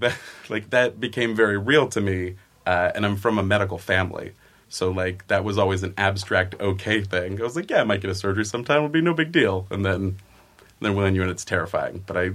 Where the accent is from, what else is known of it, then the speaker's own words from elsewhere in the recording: Oakland, California, United States; also born or lived in Chicago, United States; now in Southern California, United States; No, I'm from Oakland, California.